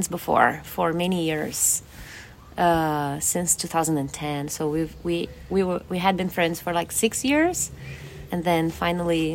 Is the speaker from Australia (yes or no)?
no; Porto Alegre, Rio Grande do Sul, Brazil; English is a second language; moved away as an adult; now in Mendocino County, United States; I'm from the city of Porto Alegre in the south of Brazil